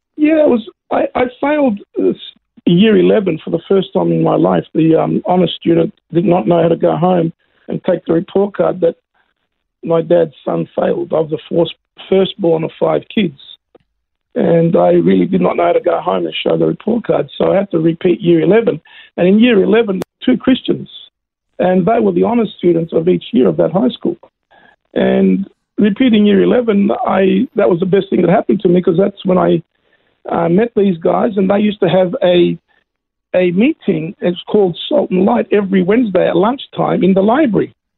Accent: Melbourne, Victoria, Australia; also born or lived in Greece / Yarrawonga; I grew up in Melbourne

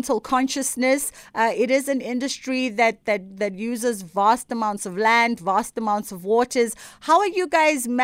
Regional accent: KwaZulu-Natal, South Africa; I'm not from Cape Town like you. I'm a KZN girl

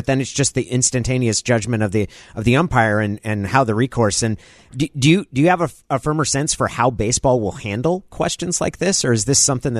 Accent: Oregon, United States; Growing up in Oregon

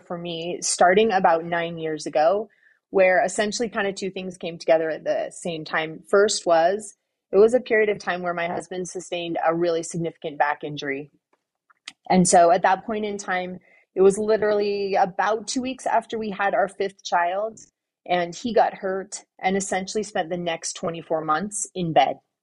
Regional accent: Southern California, United States; moved away; I grew up in Southern California

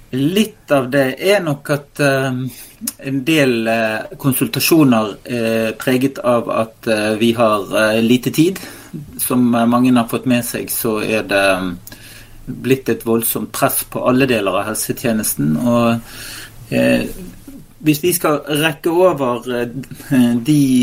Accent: Western Norway, Norway; som vestlending

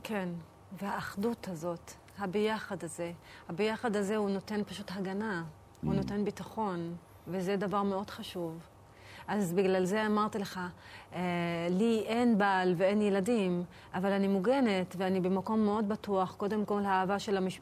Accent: Acre, Northern District, Israel; now in Jaffa, Israel; שגדלתי דווקא בעכו

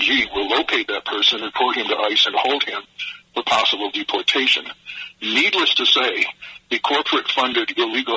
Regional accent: Michigan, United States; moved away as an adult; now in Georgia, United States; I grew up in Michigan, and I've lived in Georgia for 40 years

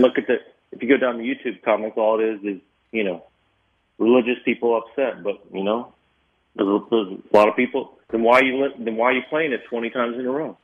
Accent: Kentucky, United States; I'm from Kentucky.

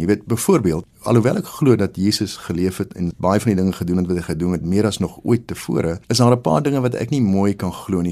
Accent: South Africa; as 'n Afrikaner

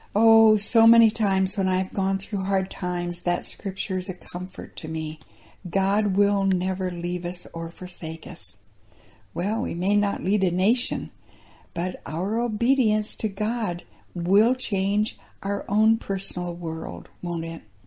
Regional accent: South Dakota, United States; Growing up in South Dakota

